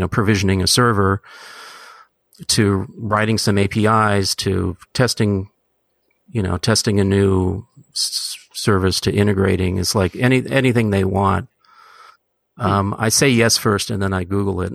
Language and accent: English; San Francisco, California, United States; also born or lived in Hamburg, Germany; I was born in Hamburg, Germany, and they immigrated here to San Francisco directly, um, when I was half a year old